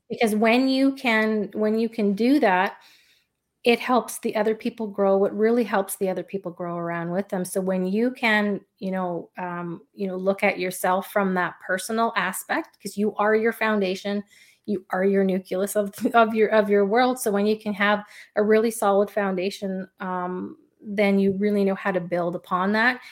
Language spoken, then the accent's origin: English; Canada; I'm Canadian, so hockey's a big thing here